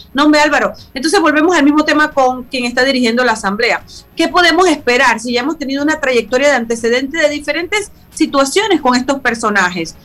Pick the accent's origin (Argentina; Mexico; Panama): Panama; San Miguelito, Panamá Oeste; also born or lived in El Chorrillo, Panama City; siendo una persona que vengo de San Miguelito y que nací en el Chorrillo